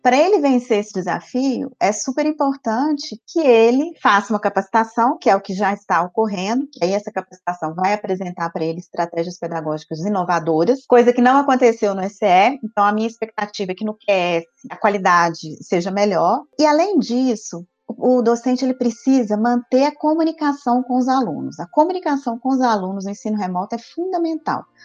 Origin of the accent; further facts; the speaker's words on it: Viçosa, Minas Gerais, Brazil; Interior de Minas, de Viçosa